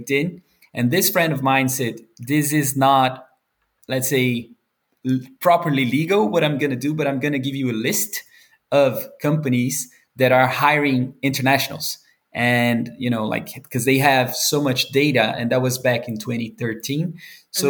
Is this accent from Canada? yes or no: no; Brazil; moved away as an adult; now in Denmark; I was born and raised in Brazil and been living in Denmark now for 9 years